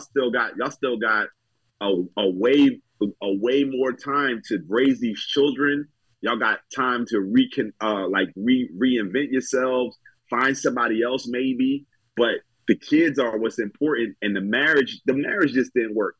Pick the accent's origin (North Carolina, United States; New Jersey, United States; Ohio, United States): New Jersey, United States; moved away; I'm from Jersey originally